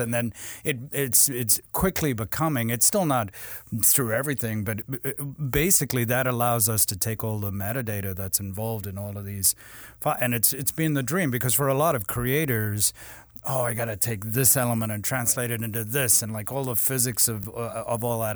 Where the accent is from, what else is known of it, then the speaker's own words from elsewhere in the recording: South Africa; I grew up in South Africa